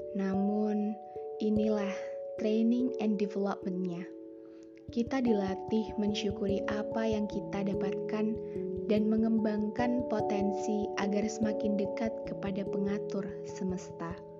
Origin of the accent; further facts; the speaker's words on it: Pekalongan, Central Java, Indonesia; melanjutkan di S M A satu Pekalongan. S M A unggulan di kotaku tercinta.